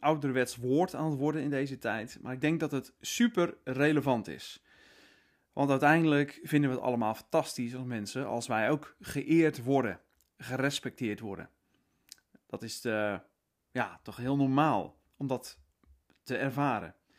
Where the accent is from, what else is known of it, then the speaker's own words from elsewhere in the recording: Netherlands; wij als Nederlanders